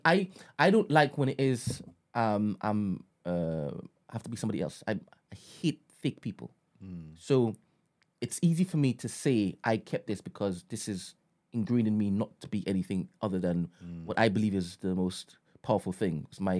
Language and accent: English; United Kingdom; Like I said, when I go to Trinidad, they know that I'm from Britain.